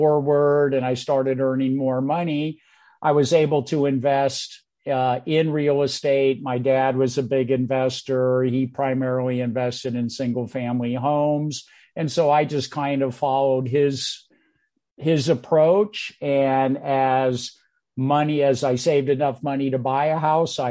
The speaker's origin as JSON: {"language": "English", "area": "San Francisco Peninsula", "region": "California", "country": "United States", "tie": "born or raised there", "also_born_or_lived": "New York City", "moved": "as an adult", "lives_now": "South Carolina, United States", "said": "I was born and raised on the San Francisco Peninsula"}